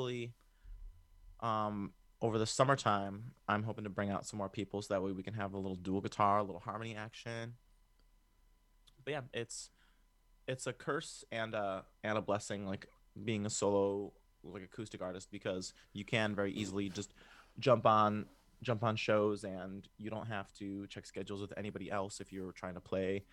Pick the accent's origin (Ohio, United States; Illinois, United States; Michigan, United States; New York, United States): Illinois, United States; Chicago; I'm from Chicago